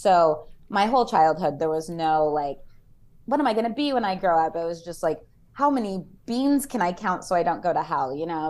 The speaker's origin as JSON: {"language": "English", "region": "Connecticut", "country": "United States", "tie": "born or raised there", "said": "Oh, so I told you I grew up in Connecticut for a little bit. My dad went to Yale."}